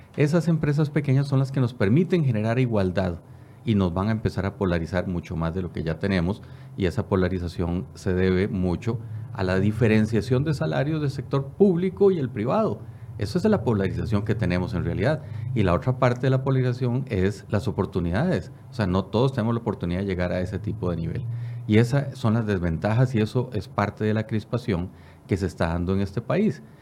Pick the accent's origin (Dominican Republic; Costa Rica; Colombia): Costa Rica; soy costarricense y vivo por Costa Rica